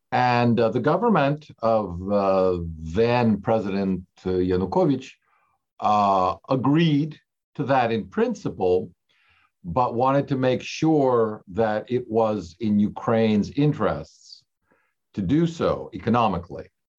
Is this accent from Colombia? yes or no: no; Italy; moved away as an adult; also born or lived in Germany; now in United States; I grew up in the Russian emigration, which had three waves. I myself was born overseas, but into that fairly large community in Europe, in Germany, and went to school most of my life in Italy, and then came to the US for college